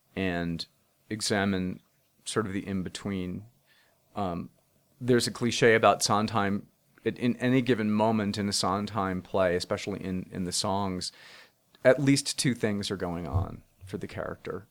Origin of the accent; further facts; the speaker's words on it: United States; I grew up twenty miles outside of Manhattan